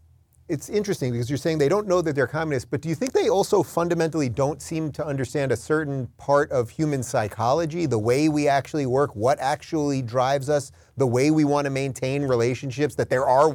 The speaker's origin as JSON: {"language": "English", "region": "New York", "country": "United States", "said": "I'm from New York back then."}